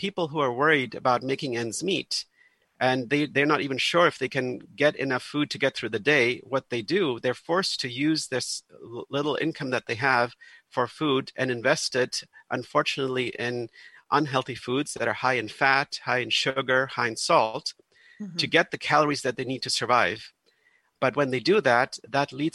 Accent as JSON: {"language": "English", "country": "Germany", "tie": "born or raised there", "moved": "yes", "lives_now": "United States", "said": "I'm originally from Germany, where it's very normal that in every neighborhood you live"}